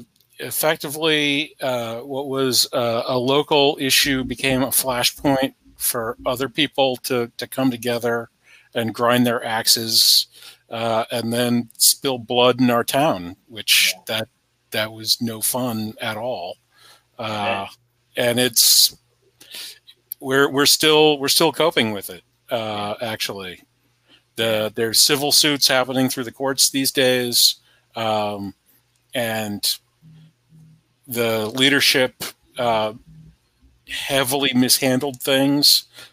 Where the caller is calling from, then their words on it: Charlottesville, Virginia, United States; I'm in Charlottesville, Virginia.